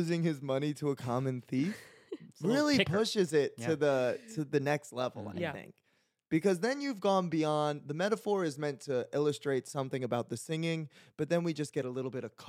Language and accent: English; Maryland, United States; moved away; whenever I'm in a bus going like home down to Maryland